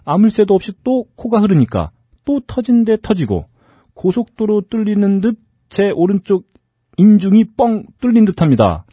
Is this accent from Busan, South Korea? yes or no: no; Incheon, South Korea; 인천 제 고향 인천.